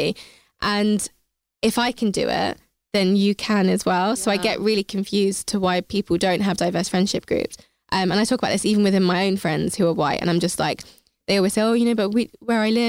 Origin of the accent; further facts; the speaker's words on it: Hertfordshire, East of England, United Kingdom; I grew up in Hertfordshire and I went to university with pretty much all white people.